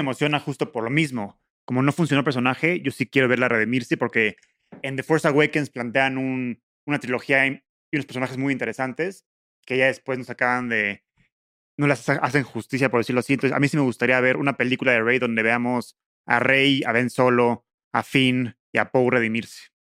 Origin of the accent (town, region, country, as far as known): Mexico